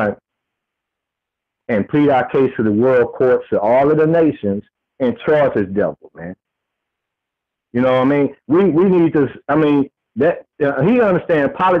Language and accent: English; Texas, United States; I'm from Texas.